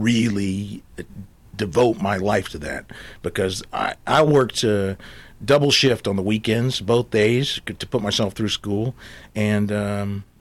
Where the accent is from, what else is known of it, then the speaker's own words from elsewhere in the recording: Atlanta, Georgia, United States; moved away; also born or lived in Tulsa, Oklahoma / New Jersey / New York; I'm originally from Atlanta, Georgia